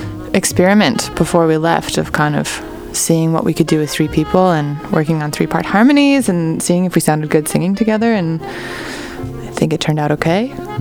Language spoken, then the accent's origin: English; Ontario, Canada; born there; I'd always wanted to go back to Toronto because I was born in Ontario.